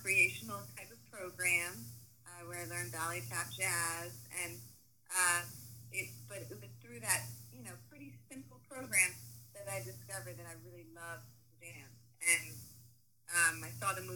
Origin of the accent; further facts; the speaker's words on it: Washington, District of Columbia, United States; moved away as an adult; also born or lived in New York City; now in Los Angeles, United States; I'm originally from Washington, D.C. I grew up in Chocolate City.